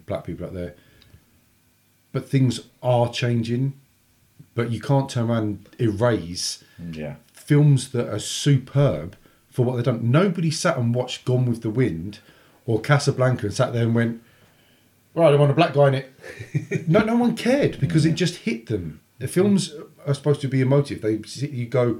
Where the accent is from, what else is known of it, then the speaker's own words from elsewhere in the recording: England, United Kingdom; as an English person